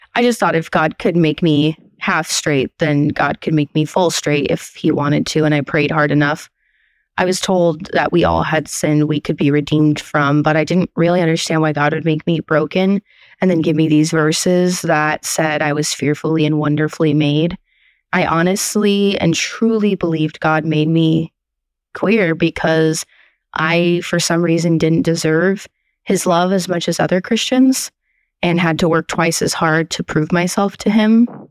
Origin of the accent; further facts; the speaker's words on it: Portland, Oregon, United States; I'm from Portland, Oregon